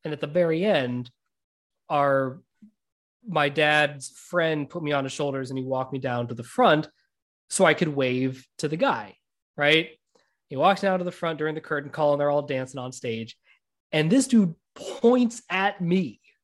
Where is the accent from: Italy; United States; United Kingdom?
United States; also born or lived in India; I was born in India, but I'm American